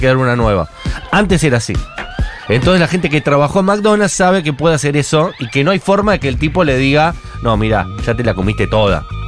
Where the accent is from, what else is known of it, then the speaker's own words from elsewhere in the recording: Argentina; soy argentino